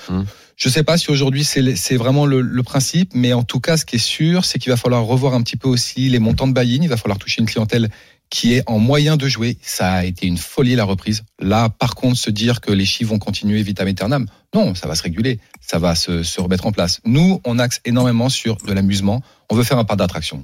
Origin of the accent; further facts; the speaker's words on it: Paris, Île-de-France, France; je suis né à Paris je suis d'ici